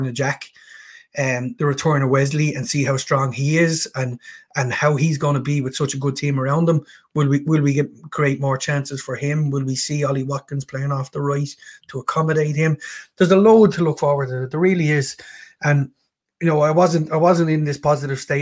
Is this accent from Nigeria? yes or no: no; Ireland; being an Irishman